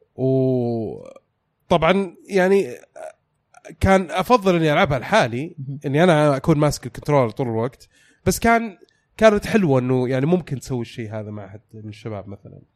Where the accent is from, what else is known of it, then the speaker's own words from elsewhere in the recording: Saudi Arabia; عندنا في السعودية